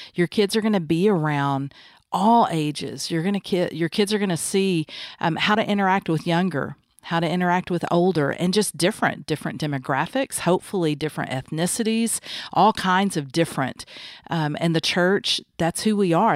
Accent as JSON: {"language": "English", "region": "the South", "country": "United States", "tie": "born or raised there", "said": "Growing up in the South, um, by Christian parents"}